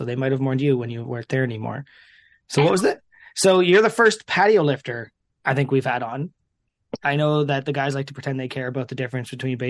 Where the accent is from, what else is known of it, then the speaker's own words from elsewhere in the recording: just outside Toronto, Ontario, Canada; I'm not from Toronto, I'm just outside of it.